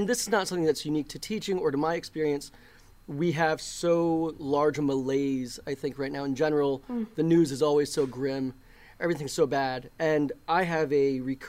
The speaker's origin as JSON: {"language": "English", "town": "Denver", "region": "Colorado", "country": "United States", "tie": "born or raised there", "moved": "yes", "lives_now": "Coachella Valley, United States", "said": "I'm not native, but I grew up in the Denver metro area"}